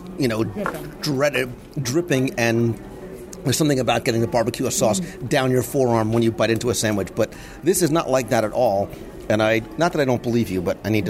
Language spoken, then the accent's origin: English; Northeast, United States; moved away; I come from the Northeast